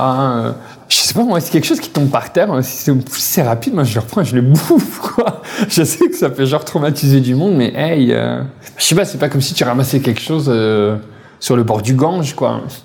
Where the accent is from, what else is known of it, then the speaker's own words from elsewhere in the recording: Paris, Île-de-France, France; moved away as an adult; now in Quebec, Canada; je viens de Paris